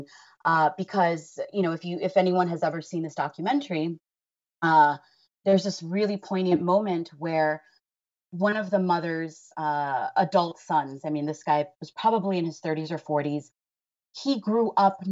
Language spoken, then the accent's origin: English; Los Angeles, California, United States; being someone who was born and raised in Los Angeles